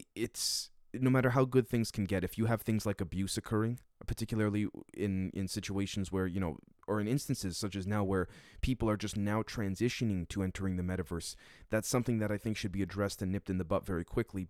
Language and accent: English; Canada; as a Canadian